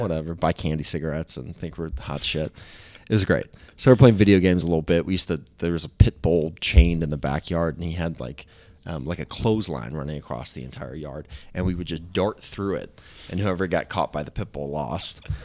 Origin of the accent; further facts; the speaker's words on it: Kentucky, United States; also born or lived in Wisconsin; we moved down from Wisconsin into Kentucky